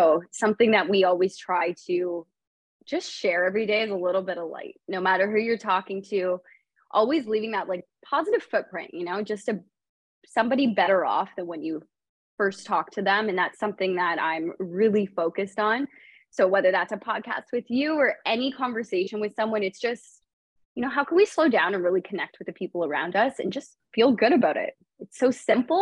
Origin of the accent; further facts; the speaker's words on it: Canada; moved away as an adult; also born or lived in Toronto; now in San Diego, United States; I'm a Canadian living in California